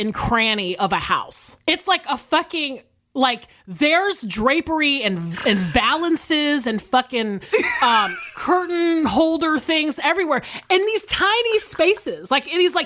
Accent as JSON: {"language": "English", "area": "the South", "region": "South Carolina and Georgia", "country": "United States", "tie": "born or raised there", "also_born_or_lived": "Los Angeles, United States", "moved": "as an adult", "said": "I obviously am from South Carolina and Georgia. I grew up in the South"}